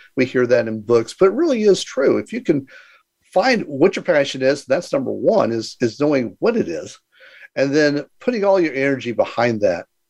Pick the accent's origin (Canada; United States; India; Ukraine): United States; Houston, Texas; moved away as an adult; also born or lived in San Diego / Mexico; I was born in Houston, Texas, and uh, again, I was the uh, oldest of nine and, you know, had a pretty normal life. You know, went to school